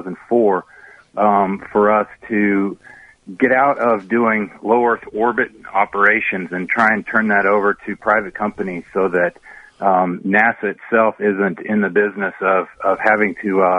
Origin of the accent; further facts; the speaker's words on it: Lexington, Kentucky, United States; moved away; I grew up in Lexington and went to the University of Kentucky